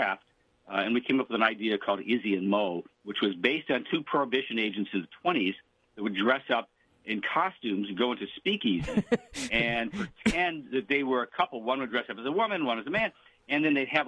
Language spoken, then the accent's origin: English; Detroit, Michigan, United States; I'm from Detroit, Michigan, and Detroit was a city built in the 20s